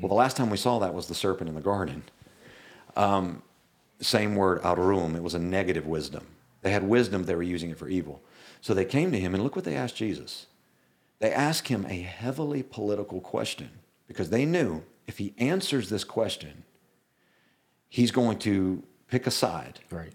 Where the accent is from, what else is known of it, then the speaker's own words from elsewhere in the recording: the South, United States; I'm from the South